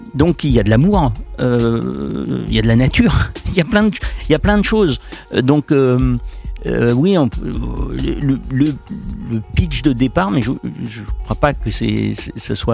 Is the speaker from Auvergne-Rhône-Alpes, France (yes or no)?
yes; Lyon, Auvergne-Rhône-Alpes, France; je suis lyonnais